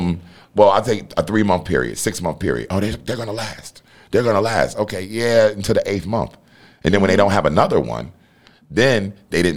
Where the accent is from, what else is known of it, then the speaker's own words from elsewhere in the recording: South Orange, New Jersey, United States; also born or lived in Newark, New Jersey; now in Atlanta, United States; I grew up in South Orange, New Jersey.